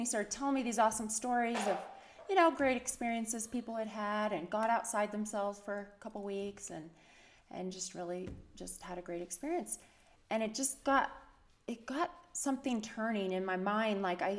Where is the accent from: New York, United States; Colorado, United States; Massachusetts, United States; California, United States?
Colorado, United States; Berthoud; also born or lived in Lubbock, Texas; now in Utah, United States; I was born in Texas. I lived most of my childhood in Colorado.